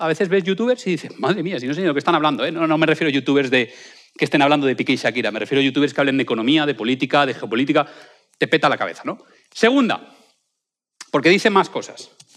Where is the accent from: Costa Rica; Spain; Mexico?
Spain; a small town in Valencia, Valencian Community; now in Madrid, Spain; en mi pueblo, colegio de Albuisec, es un pueblo de Valencia muy pequeñito